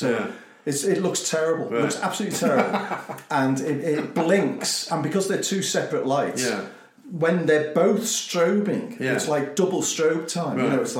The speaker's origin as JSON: {"language": "English", "town": "Liverpool", "region": "North West England", "country": "United Kingdom", "tie": "born or raised there", "said": "I grew up in Liverpool."}